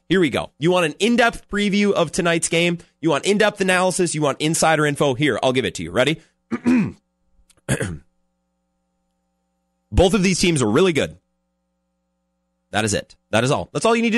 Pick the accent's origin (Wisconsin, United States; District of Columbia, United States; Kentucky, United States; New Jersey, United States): Wisconsin, United States; Eau Claire; I grew up in Northwest Wisconsin, right around Eau Claire.